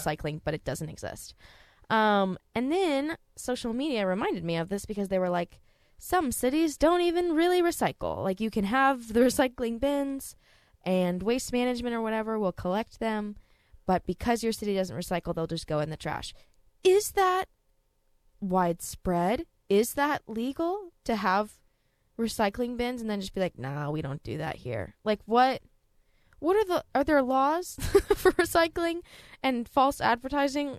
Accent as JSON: {"language": "English", "region": "Texas", "country": "United States", "said": "I'm from Texas too"}